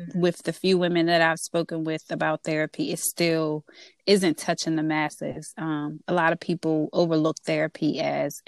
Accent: DMV, United States; accent: DMV; my DMV accent, which I get all the time

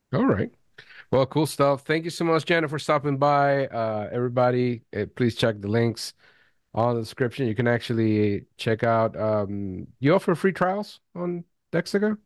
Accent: Venezuela; I was born in Venezuela

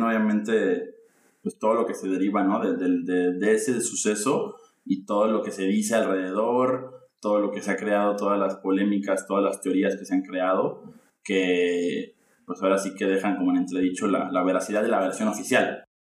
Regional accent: Mexico; en mi colegio de, monjitas, como, como buen mexicano católico

